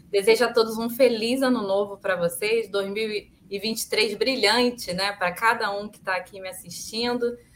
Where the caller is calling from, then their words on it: Rio de Janeiro, Brazil; Eu sou aqui do Rio de Janeiro, tá um calor terrível aqui.